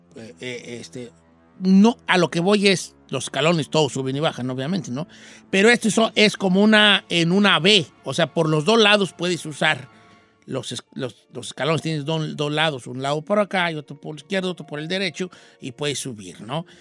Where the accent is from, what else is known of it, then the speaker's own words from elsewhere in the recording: Valle de Zamora, Michoacán, Mexico; moved away; mi pueblo de nacimiento